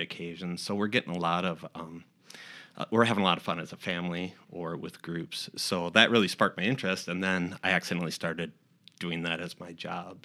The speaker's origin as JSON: {"language": "English", "town": "Austin", "region": "Minnesota", "country": "United States", "also_born_or_lived": "Omaha", "moved": "as an adult", "lives_now": "Rochester, United States", "said": "we're originally from Austin, Minnesota"}